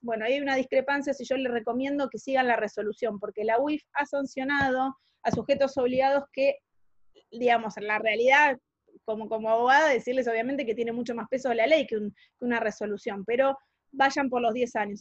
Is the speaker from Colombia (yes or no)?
no; Argentina